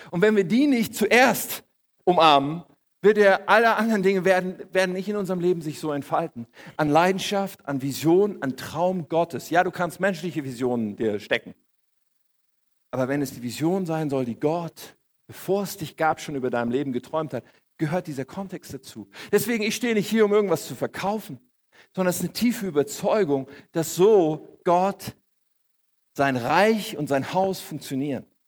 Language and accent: German; Germany; ich bin hier in Deutschland aufgewachsen